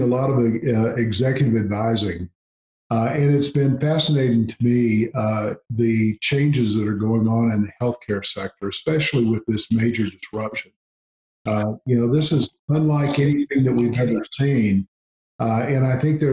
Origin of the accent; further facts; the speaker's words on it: Gulf Coast, United States; I grew up on the Gulf Coast.